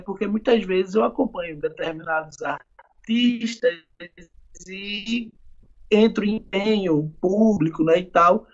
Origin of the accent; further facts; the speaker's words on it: Pernambuco, Brazil; also born or lived in Argentina; aqui na minha terra natal